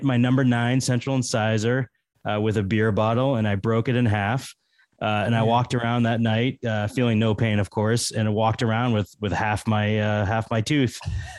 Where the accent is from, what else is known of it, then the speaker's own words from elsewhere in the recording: Massachusetts, United States; also born or lived in Fort Lauderdale, Florida / Metairie, Louisiana; I'm from Massachusetts.